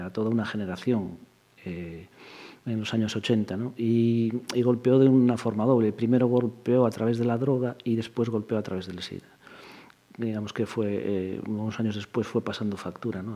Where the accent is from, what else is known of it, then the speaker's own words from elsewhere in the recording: Pontevedra, Galicia, Spain; estudié aquí en la, Escuela de Magisterio de Pontevedra. Sí, Yo todo en Pontevedra